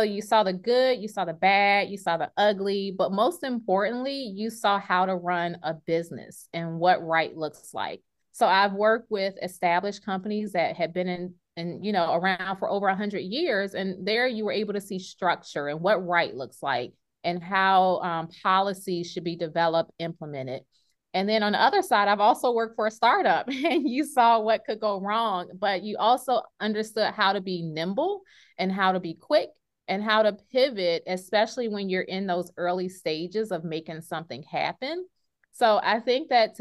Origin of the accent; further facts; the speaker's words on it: Richmond, Virginia, United States; now in Las Vegas, United States; I am originally from Richmond, Virginia, and that's how I know Melissa from elementary school. But right now I am actually based out of Las Vegas, Nevada.